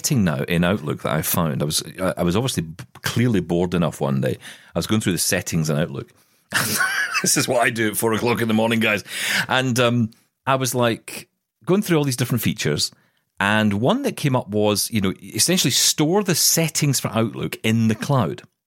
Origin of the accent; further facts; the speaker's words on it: Glasgow, Scotland, United Kingdom; she was coming to Glasgow in Scotland. She was going to come to my hometown